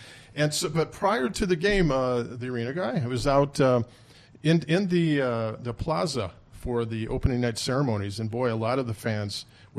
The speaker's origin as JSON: {"language": "English", "region": "Illinois", "country": "United States", "moved": "yes", "lives_now": "Columbus, United States", "said": "I'm from Illinois."}